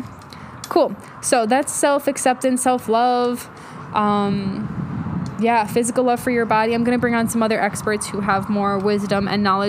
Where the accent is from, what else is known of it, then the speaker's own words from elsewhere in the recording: New York City, New York, United States; I grew up in New York, right outside the city in Queens